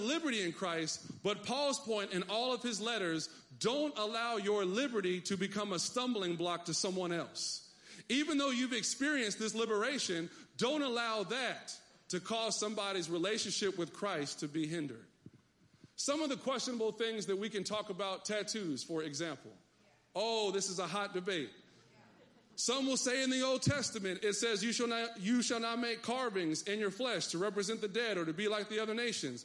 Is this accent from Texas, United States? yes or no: yes; Texas, United States; I come from Texas